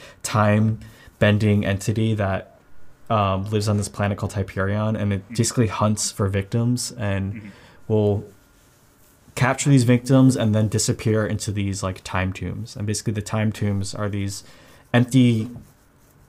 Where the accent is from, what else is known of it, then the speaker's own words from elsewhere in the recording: Long Island, New York, United States; I'm from New York, Long Island, so Montauk is like in my backyard